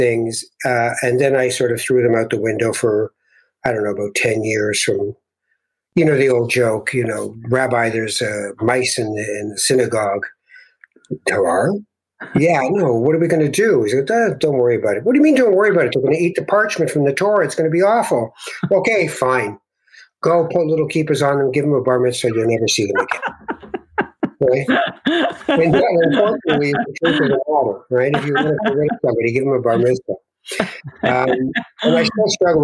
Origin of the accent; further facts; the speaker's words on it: Toronto, Ontario, Canada; also born or lived in Tangier, Morocco; I was born in Morocco. When we came to Canada in the late 50s, as I grew up eventually after about 7 or 8 years of moving around, all the way from Kensington Market and Regent Park up to the last street in Toronto